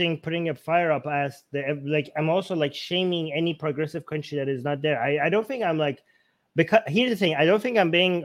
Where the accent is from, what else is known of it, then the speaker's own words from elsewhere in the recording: Tehran, Tehran Province, Iran; now in Canada; I come from Iran. There's no, like, I grew up in Tehran.